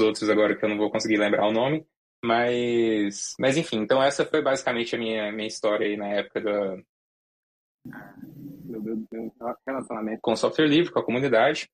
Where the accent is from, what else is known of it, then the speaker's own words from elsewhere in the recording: Goiás, Brazil; em Goiás, eu cresci, cresci em Goiás